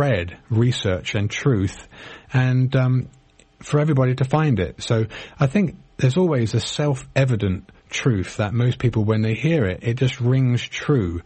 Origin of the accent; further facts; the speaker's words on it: England, United Kingdom; now in United States; I was born in Britain. I'm a US citizen now